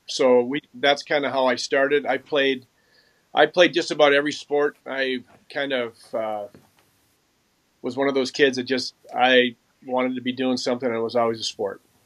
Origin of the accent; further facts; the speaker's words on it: Mounds View, Minnesota, United States; I grew up in Moundsview, uh, Minnesota, which is a suburb just on the north side and um, of Minneapolis